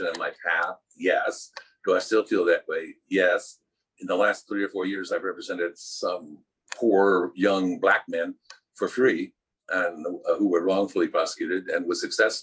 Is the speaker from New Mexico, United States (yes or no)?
yes; New Mexico, United States; I'm from New Mexico. We're supposed to hate Texas.